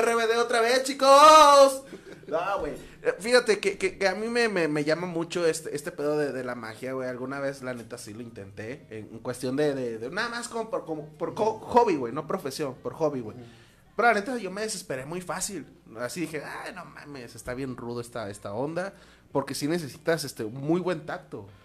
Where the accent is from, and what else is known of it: Los Mochis, Sinaloa, Mexico